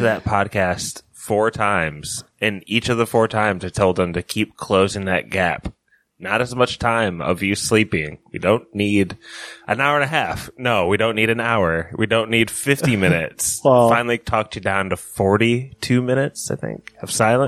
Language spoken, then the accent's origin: English; Elkhart, Indiana, United States; We grew up in Elkhart.